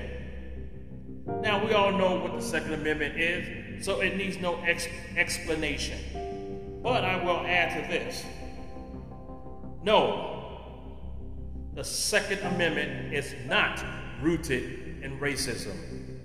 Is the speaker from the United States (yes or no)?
yes; United States; as an American